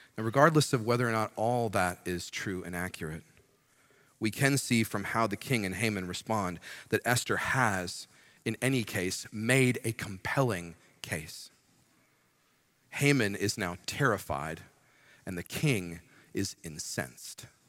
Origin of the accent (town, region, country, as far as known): United States